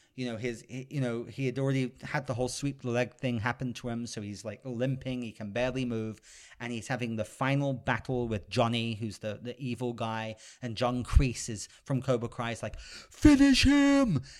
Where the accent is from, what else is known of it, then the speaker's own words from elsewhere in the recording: United Kingdom; I'm a British gentleman